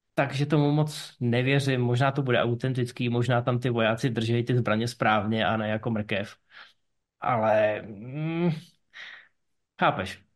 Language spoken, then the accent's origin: Czech; Ústí nad Labem, Ústí nad Labem Region, Czechia; já jsem z Ústí nad Labem. A já si pamatuju, když jsem vyrůstal, byl jsem malý, tak byly inverze